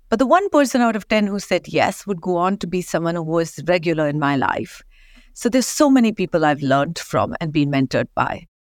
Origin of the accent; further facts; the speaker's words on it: Kolhapur, Maharashtra, India; now in London, United Kingdom; I grew up in a small town, as you know, Kolhapur, only famous for Kolhapuri chapels.